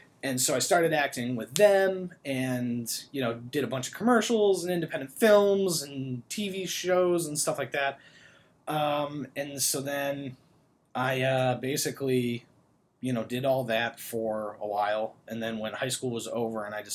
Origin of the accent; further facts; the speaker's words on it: Newton, Massachusetts, United States; I grew up in Newton, which is right outside of Boston